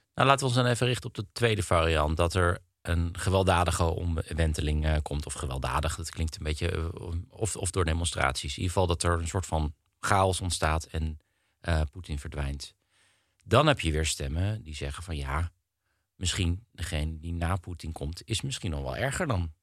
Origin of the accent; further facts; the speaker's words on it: Netherlands; wij als Nederlanders